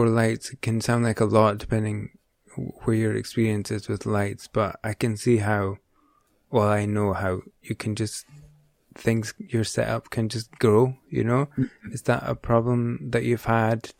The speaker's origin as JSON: {"language": "English", "town": "Aberdeen", "region": "Scotland", "country": "United Kingdom", "said": "I'm from Aberdeen, so it's a couple of hours away."}